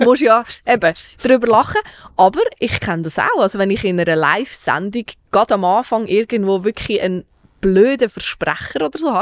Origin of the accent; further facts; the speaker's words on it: Zug, Switzerland; ich ja wirklich eine stolze Zuckerin bin